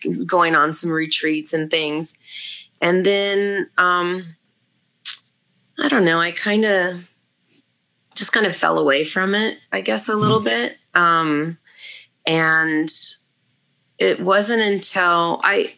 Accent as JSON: {"language": "English", "town": "Los Angeles", "region": "California", "country": "United States", "tie": "born or raised there", "also_born_or_lived": "Santa Clarita, California", "said": "I grew up in Panorama City. I was an original Valley girl from the 70s and 80s"}